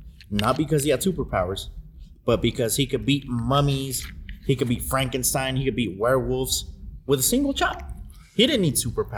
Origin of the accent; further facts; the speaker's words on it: Juarez, Chihuahua, Mexico; also born or lived in El Paso, Texas, United States; Yeah, and me growing up in Juarez, growing up in El Paso, Texas, to me, those were my superheroes.